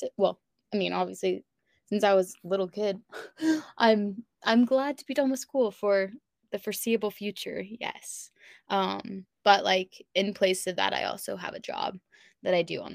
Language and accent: English; Lawrence, Kansas, United States; moved away as an adult; also born or lived in Boise, Idaho / Colorado / Utah; grew up in Lawrence, Kansas